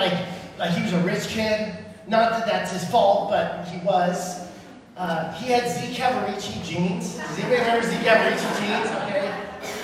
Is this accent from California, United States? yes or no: yes; California, United States; also born or lived in Illinois; I moved to California in 1989 from Illinois, I was 9 years old, and I started a new school, Dry Creek Elementary